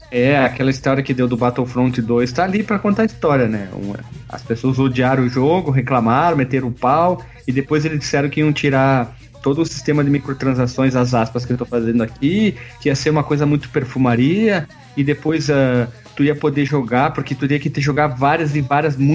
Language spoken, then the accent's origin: Portuguese; Bento Gonçalves, Rio Grande do Sul, Brazil; Qual o teu nome, qual cidade tu fala, estado. Eu falei … Bento Gonçalves, Rio Grande do Sul.